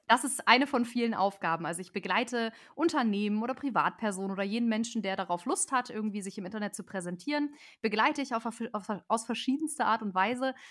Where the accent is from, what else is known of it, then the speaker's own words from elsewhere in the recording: near Celle, Lower Saxony, Germany; Ich komme aus der Ecke von Celle, wunderschöne Fachwerkstatt, falls das jemand gehört hat. Falls nicht, Ecke Hannover.